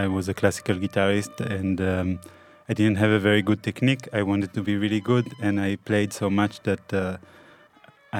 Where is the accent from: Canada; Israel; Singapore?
Israel; Haifa, Haifa District; I was born in Haifa in 1983.